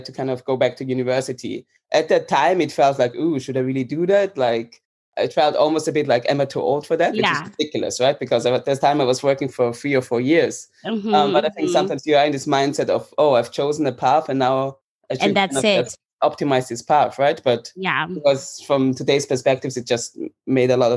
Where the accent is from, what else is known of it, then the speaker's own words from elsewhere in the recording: Vienna, Austria; moved away as an adult; now in Amsterdam, Netherlands; I'm currently living in Amsterdam. I've been here for about three to four years. I am from Vienna, Austria.